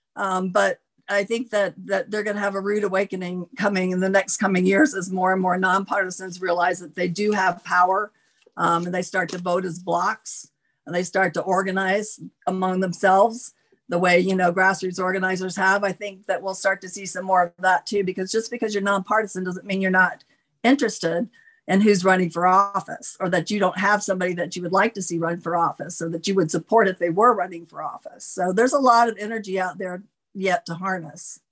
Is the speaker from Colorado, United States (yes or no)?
no; Florida, United States; moved away; I grew up in Florida